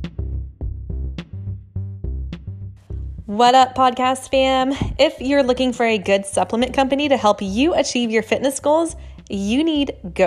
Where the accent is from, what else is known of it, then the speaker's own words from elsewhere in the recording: Atlanta, Georgia, United States; we are from Atlanta